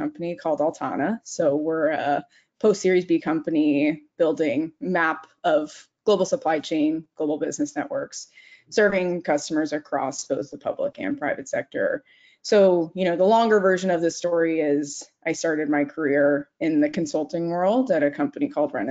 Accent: Arizona, United States; moved away as an adult; also born or lived in New York City; I'm a Southwest baby. So I grew up in Arizona and went to school in New York City.

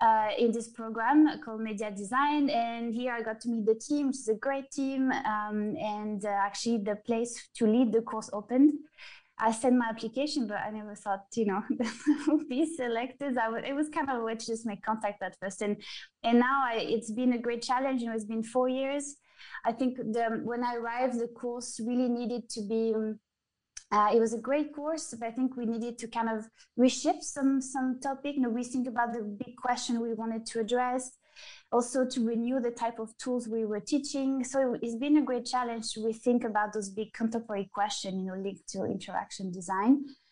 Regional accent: Geneva, Switzerland; And then I came back to Geneva because this is where I'm from. I mean, I'm from the French border, but mm-hmm. right at the border.

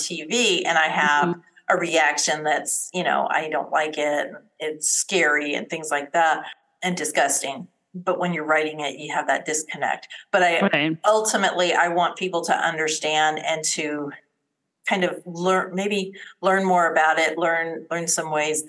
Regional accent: Colorado, United States; moved away as an adult; now in Texas, United States; I was born and raised in Colorado, married into the military, and went and lived, you know, pretty much all over the United States.

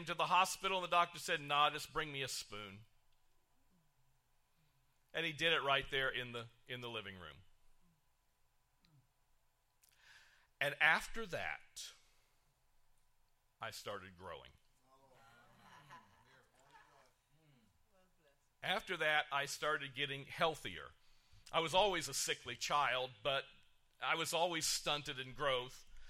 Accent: Kokomo, Indiana, United States; I was born in Kokomo, Indiana, in a hospital that was built and ran by the Ku Klux Klan

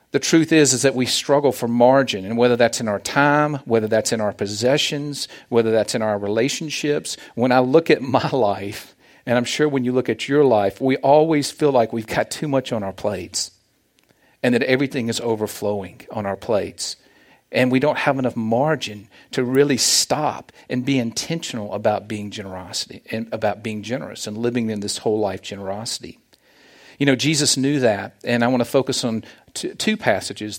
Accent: the South, United States; accent: Southern; moved away as an adult; now in Olathe, United States; As you can tell from my accent, I am from the South.

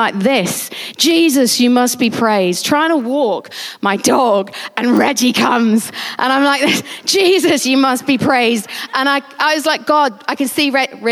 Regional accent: United Kingdom; we're British

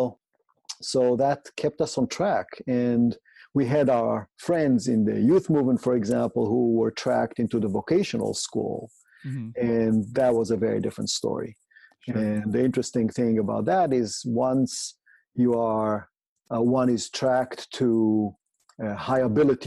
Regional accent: Israel; I grew up in Israel, went to the public system there

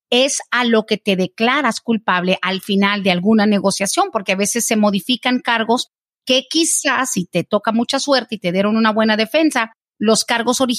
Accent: Mexico; Yo soy mexicana y sé que a los de México es muy difícil que podamos ganar el asilo.

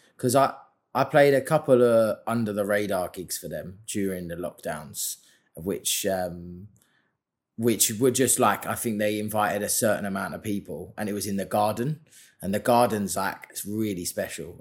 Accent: London, United Kingdom; London, obviously that's my hometown

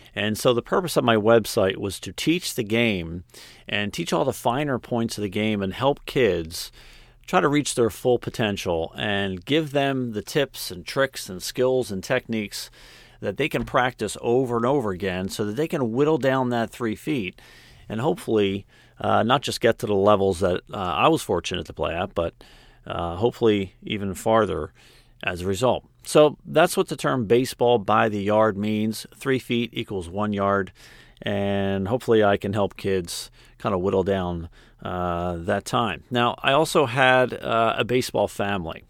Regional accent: Philadelphia, Pennsylvania, United States; I grew up right outside of Philadelphia

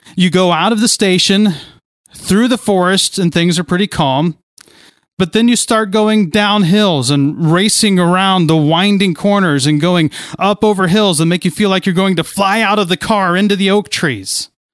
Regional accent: near Kings Island, Ohio, United States; Growing up near Kings Island

